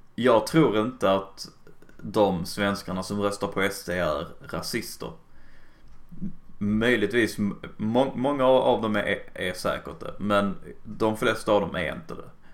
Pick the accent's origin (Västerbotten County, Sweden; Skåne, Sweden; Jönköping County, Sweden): Skåne, Sweden; jag är bara tysk skånska i och för sig